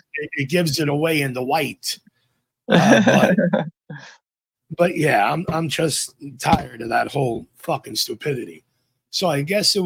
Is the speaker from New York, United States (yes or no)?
yes; New York, United States; accent: NY; my NY accent